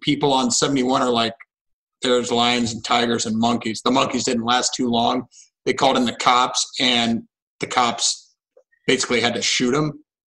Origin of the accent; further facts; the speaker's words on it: Columbus, Ohio, United States; I grew up in Columbus, like Buckeye fan